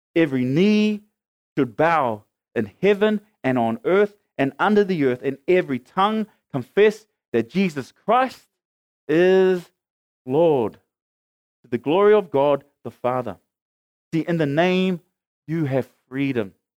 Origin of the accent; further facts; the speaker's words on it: Auckland, New Zealand; I lived as a teenager growing up in Mangere, hanging out with my mates